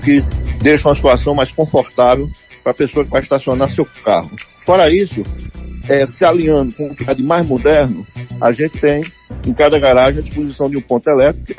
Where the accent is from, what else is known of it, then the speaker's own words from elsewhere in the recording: Vitória de Santo Antão, Pernambuco, Brazil; also born or lived in Recife; now in Serra Talhada, Brazil; Eu, eu sou natural de Vitória de Santo Antão, é, fui morar em Recife com 15 anos de idade